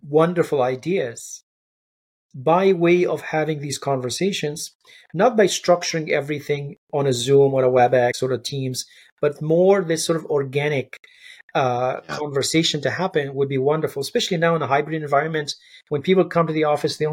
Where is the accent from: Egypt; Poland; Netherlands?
Egypt; when I growing up in Egypt